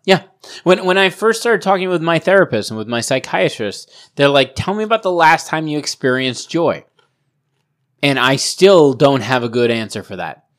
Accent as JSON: {"language": "English", "town": "Providence", "region": "Rhode Island", "country": "United States", "tie": "born or raised there", "said": "I grew up in Providence"}